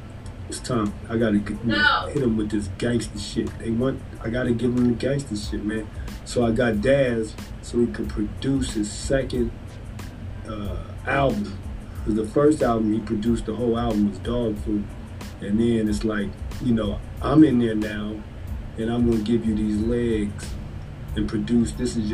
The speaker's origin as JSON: {"language": "English", "town": "Philadelphia", "region": "Pennsylvania", "country": "United States", "said": "give it up to the two places that made me, the East and the West Coast, because I'm from Philly."}